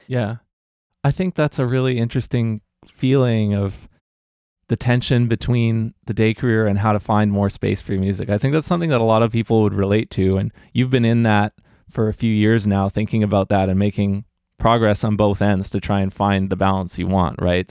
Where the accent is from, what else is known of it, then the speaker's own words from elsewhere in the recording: New Westminster, British Columbia, Canada; I grew up here in New West